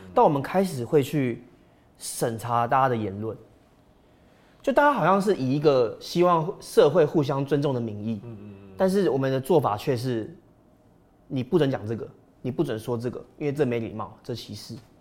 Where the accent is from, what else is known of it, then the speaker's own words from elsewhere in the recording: Taiwan; 就是我们台湾人最喜欢讲的这种笑话